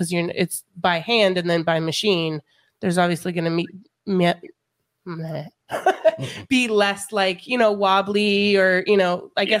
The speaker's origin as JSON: {"language": "English", "region": "Colorado", "country": "United States", "moved": "yes", "said": "So I'm from Colorado, and there's a lot of snow in Colorado"}